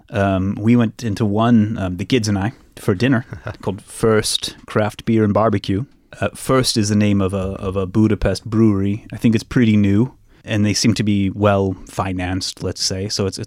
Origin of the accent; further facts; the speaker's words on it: Missouri, United States; I'm from Missouri